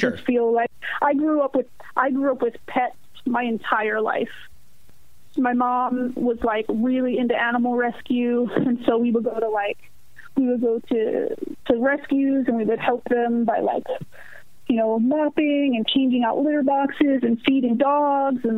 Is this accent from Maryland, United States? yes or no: yes; Baltimore, Maryland, United States; also born or lived in Brooklyn, New York / Jersey shore, New Jersey; now in Esperance, United States; I still have, like, tremendous love for my hometown